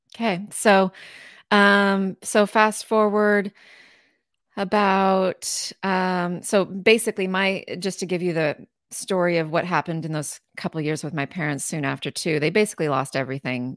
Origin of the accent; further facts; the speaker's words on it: Southeastern Washington, United States; I'm from Southeastern Washington, very uh, hot summers. It is desert. It is not like Seattle at all